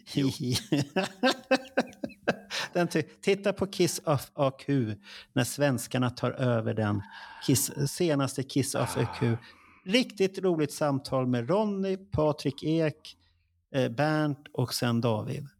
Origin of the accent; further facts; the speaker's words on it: Stockholm, Stockholm County, Sweden; vi, vi stockholmare är bekväma.